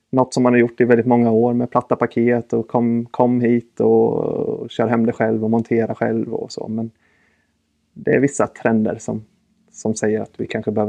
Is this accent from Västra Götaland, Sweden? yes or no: no; Väderstad, Östergötland, Sweden; Jag eh, är uppvuxen i en liten ort som heter Väderstad. Jag är östgöte.